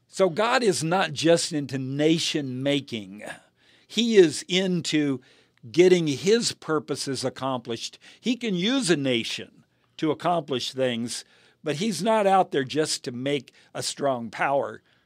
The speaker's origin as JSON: {"language": "English", "country": "United States", "said": "I am an American and I'm proud of America"}